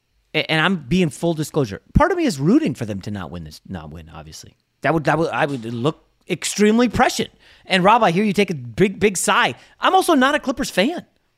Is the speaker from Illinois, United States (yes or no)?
no; New York, United States; born there; And obviously, I was born in New York, so I like the Knicks.